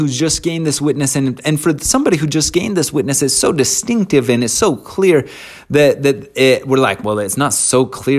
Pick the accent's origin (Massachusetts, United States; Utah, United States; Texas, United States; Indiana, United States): Utah, United States; Ogden; We grew up in a small house in Ogden